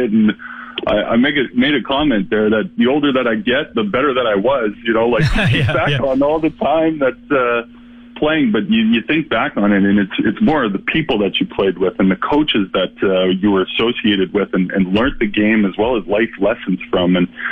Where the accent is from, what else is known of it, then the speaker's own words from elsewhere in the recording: Regina, Saskatchewan, Canada; when I grew up in Regina